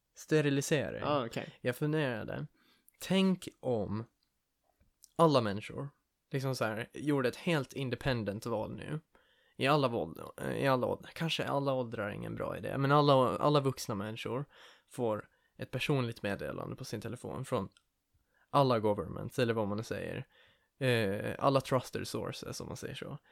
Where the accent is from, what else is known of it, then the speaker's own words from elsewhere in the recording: Åland, Finland; vi som ålänningar, som finländare